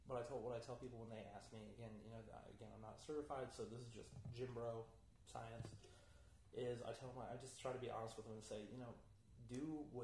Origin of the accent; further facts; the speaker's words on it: Fayetteville, North Carolina, United States; my hometown of Fayetteville, mm-hmm. North